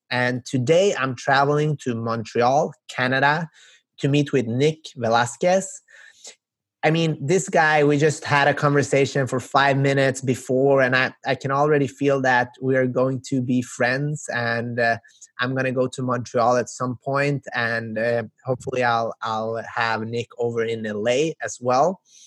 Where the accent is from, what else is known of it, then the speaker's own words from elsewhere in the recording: Sweden; also born or lived in North Macedonia; now in Los Angeles, United States; I grew up in Sweden, but as you can see, I'm originally